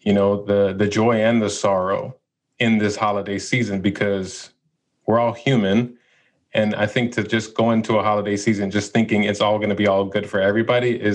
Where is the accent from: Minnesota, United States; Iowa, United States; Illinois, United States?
Illinois, United States; Chicago; now in Los Angeles, United States; I went born and raised in Chicago, moved